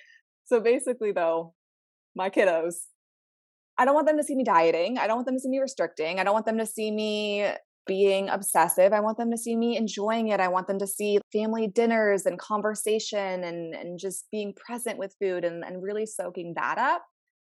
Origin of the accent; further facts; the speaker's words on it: Maryland, United States; now in Southern California, United States; I'm from all the way. I'm on the East Coast. So I'm from Maryland.